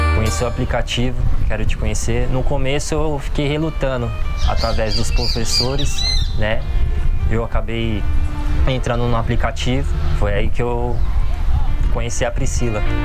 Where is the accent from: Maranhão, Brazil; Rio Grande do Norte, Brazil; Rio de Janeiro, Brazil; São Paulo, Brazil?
São Paulo, Brazil; Guarulhos; sou de Guarulhos, tenho 30 anos